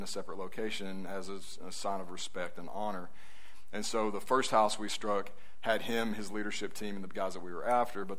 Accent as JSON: {"language": "English", "region": "Northwest Alabama", "country": "United States", "tie": "born or raised there", "said": "I grew up in Northwest Alabama"}